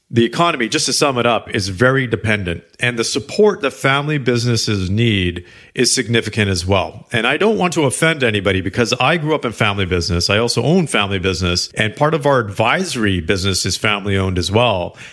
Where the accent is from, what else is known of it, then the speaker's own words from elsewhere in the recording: Canada; I am Canadian